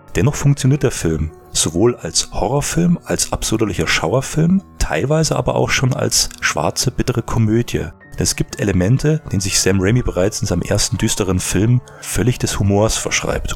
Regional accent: Germany; bei uns in Deutschland

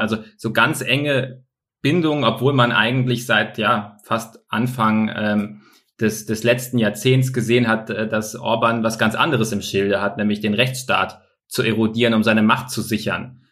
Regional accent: Bavaria, Germany; bei uns in Bayern

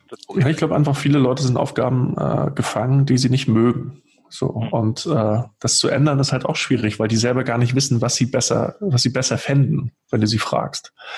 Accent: Rostock, Mecklenburg-Vorpommern, Germany; born or raised there; now in Hamburg, Germany

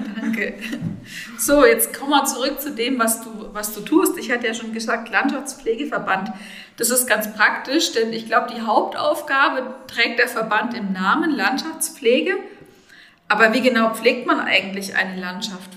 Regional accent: Bad Neustadt an der Saale, Bavaria, Germany; moved away as an adult; ich bin Rhönerin, in Bad Neustadt geboren und aufgewachsen.

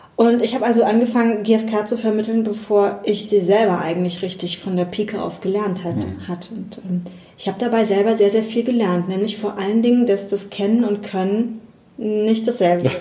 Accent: Spabrücken, Rhineland-Palatinate, Germany; Ich komme aus ähm, dem kleinen Ort Sparbrücken, der ist in der Nähe von Bad Kreuznach

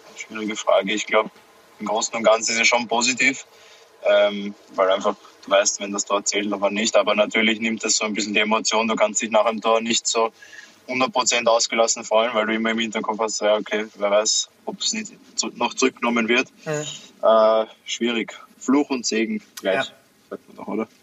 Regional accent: Austria; wir als Österreicher

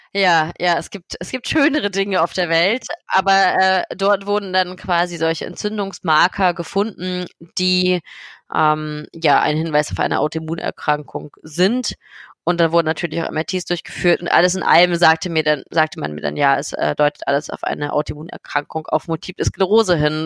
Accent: Berlin, Germany; ich komme aus Berlin, ich bin 29 Jahre alt

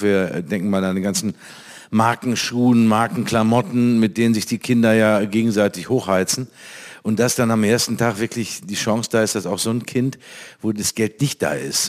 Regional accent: North Rhine-Westphalia, Germany; also born or lived in Cologne; bei uns in Nordrhein-Westfalen

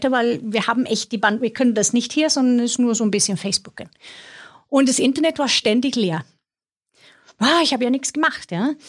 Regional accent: Sweden; German is a second language; ich komme aus Schweden, wer sich wundert über meinen mein Akzent.

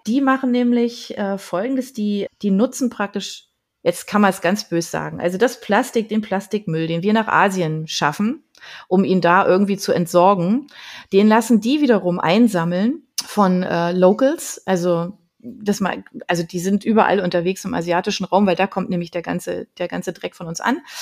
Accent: Berlin, Germany; moved away; von Berlin abonniert, weil das einfach meine Heimat war

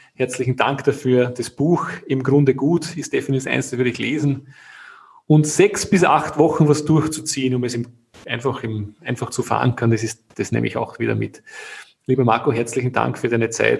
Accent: Austria; bei uns in Österreich

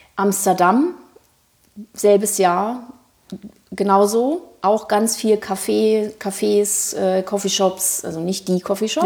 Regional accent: Thuringia, Germany; also born or lived in Frankfurt am Main; now in Berlin, Germany; ich bin ursprünglich aus Thüringen, äh, habe aber sehr sehr lange in Frankfurt am Main gelebt

